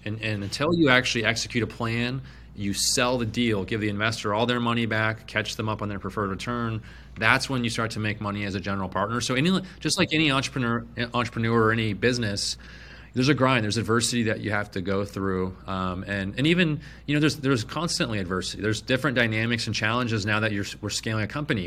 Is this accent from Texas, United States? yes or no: no; Phoenix, Arizona, United States; I was born and raised in Phoenix